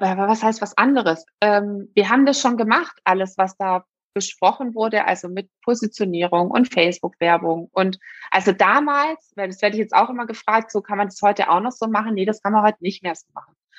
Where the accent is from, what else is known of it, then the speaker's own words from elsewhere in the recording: Swabia, Germany; ich bin Schwäbin